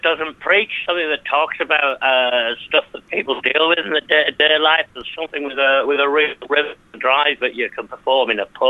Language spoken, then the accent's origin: English; Huddersfield, Yorkshire and the Humber, United Kingdom; I was born in Huddersfield in 1966.